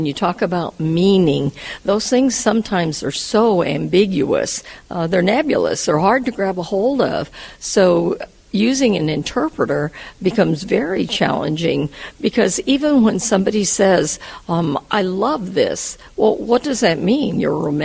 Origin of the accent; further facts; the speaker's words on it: United States; I'm from the United States